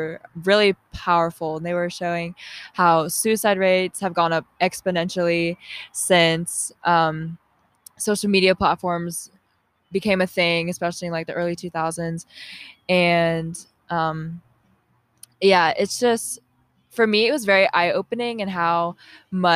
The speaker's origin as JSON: {"language": "English", "town": "Milton", "region": "Georgia", "country": "United States", "tie": "born or raised there", "said": "I grew up in Georgia my whole life. I grew up in Milton, Alpharetta area."}